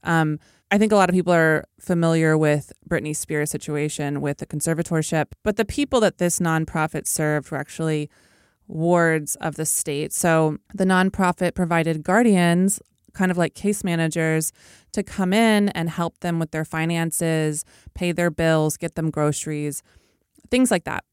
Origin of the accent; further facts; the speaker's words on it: Oklahoma, United States; my home state of Oklahoma